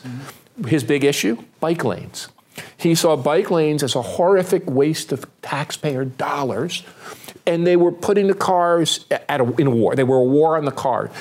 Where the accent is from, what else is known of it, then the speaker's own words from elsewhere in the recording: Newark, New Jersey, United States; moved away; also born or lived in Pittsburgh, Pennsylvania; Newark, New Jersey, mm. my hometown